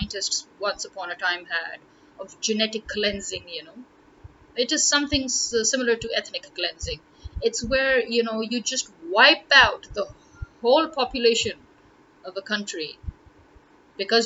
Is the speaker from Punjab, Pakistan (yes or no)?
yes; Lahore, Punjab, Pakistan; I am from Lahore